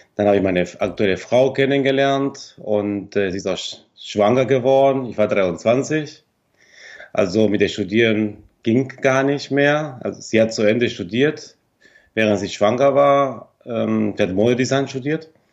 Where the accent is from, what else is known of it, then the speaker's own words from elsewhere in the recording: Argentina; German is a second language; moved away as an adult; also born or lived in Minden, Germany; now in near Cologne, Germany; Ich bin hier in, Deut in Deutschland geboren, in Minden. Mhm. Und äh, so meine Mutter ist Deutsche und mein Vater ist Argentinier. Und äh, ja, bin hier geboren und äh, als ich ein Jahr alt war, ist meine Familie nach Argentinien ausgewandert. Und dann bin ich hier, seit ich 19 bin